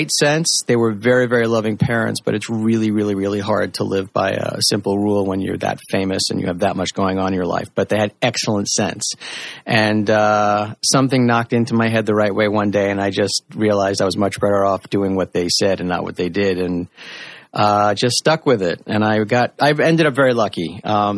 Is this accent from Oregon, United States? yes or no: no; New York, United States; now in Los Angeles, United States; I'm originally from New York